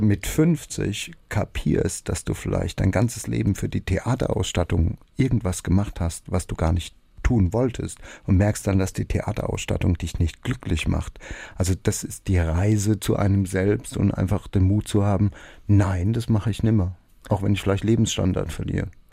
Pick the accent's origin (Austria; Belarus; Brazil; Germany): Germany; Rhineland-Palatinate; bei uns in der Pfalz